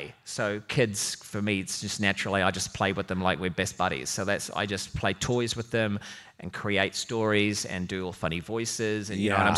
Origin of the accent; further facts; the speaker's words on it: Auckland, New Zealand; I'm from Auckland